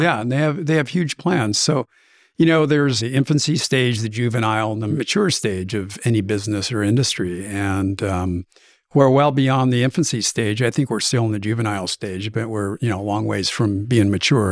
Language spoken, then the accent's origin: English; Oregon, United States; I'm from Oregon